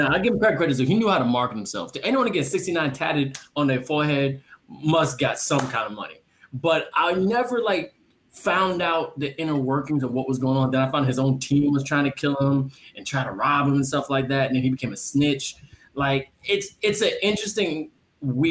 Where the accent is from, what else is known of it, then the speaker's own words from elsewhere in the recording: Jamaica; I'm Jamaican